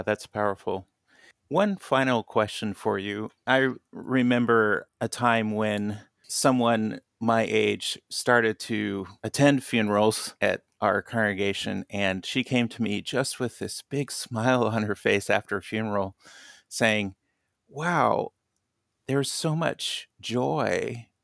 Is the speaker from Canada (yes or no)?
no; Kansas, United States; now in Michigan, United States; growing up in Kansas